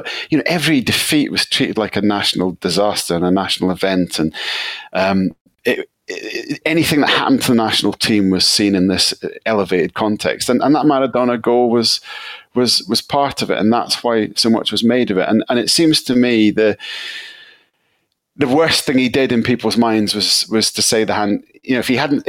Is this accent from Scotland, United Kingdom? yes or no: yes; Scotland, United Kingdom